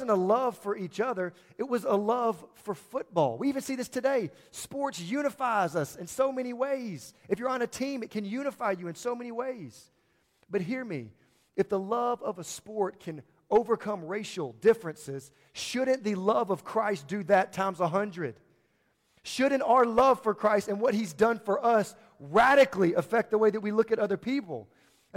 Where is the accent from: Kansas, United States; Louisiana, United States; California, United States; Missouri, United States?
Louisiana, United States; moved away as an adult; now in Kentucky, United States; I'm from Louisiana